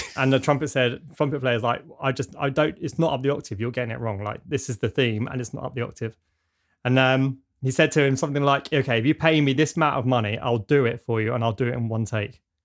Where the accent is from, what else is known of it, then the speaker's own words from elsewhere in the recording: United Kingdom; my typical awkward British way